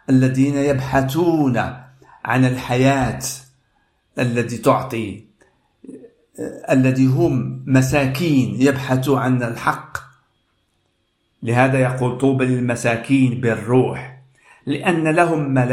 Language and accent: Arabic; Casablanca, Casablanca-Settat, Morocco; now in Stockholm, Sweden; والرب وجهني من بلادي الدار البيضاء من المغرب إلى هذا البلد ستوكهولم